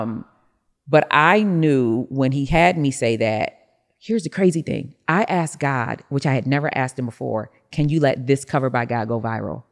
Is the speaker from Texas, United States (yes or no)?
no; Rochester, New York, United States; I'm from Rochester, New York, so I had a snow shoveling business